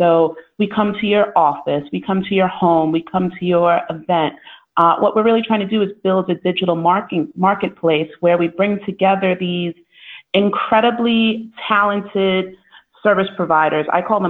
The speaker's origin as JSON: {"language": "English", "region": "New York", "country": "United States", "moved": "yes", "lives_now": "London, United Kingdom", "said": "No, I am based in wonderful London. But yes, you've caught on correctly. I'm originally from New York."}